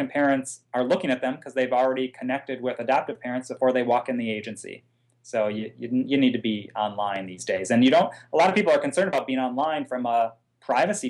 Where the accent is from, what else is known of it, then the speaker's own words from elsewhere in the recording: Midwest, United States; I'm a Midwesterner at heart.